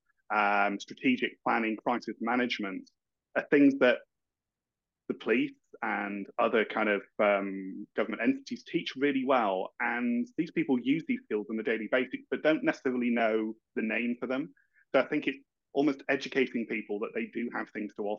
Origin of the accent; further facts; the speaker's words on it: Yorkshire and the Humber, United Kingdom; accent: broad Yorkshire; now in Kent, United Kingdom; I'm out in deepest, darkest Kent, but I originally hail from Yorkshire, as you can tell from my very broad accent